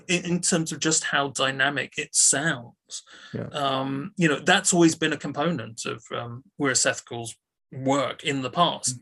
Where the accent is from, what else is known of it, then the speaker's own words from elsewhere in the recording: United Kingdom; a British film critic